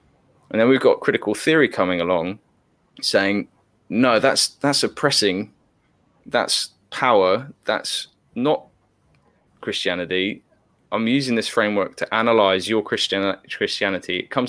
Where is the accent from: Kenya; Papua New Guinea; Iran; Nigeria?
Papua New Guinea; And I keep an eye on West Papua, because I grew up in Papua New Guinea